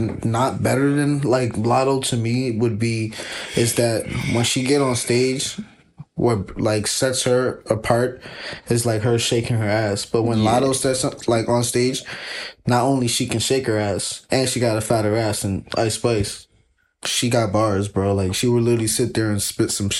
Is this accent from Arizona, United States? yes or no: no; New York City, New York, United States; I'm from the Bronx.